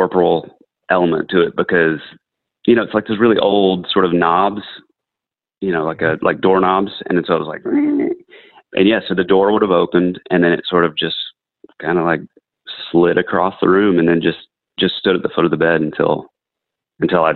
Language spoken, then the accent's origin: English; North Georgia, United States; I grew up in North Georgia near like Cleveland, Helen, that kind of area